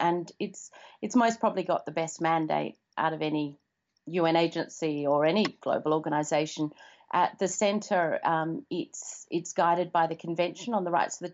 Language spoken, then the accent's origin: English; Perth, Western Australia, Australia; moved away as an adult; also born or lived in Zambia / New York / China; now in Perth, Australia; I grew up in Perth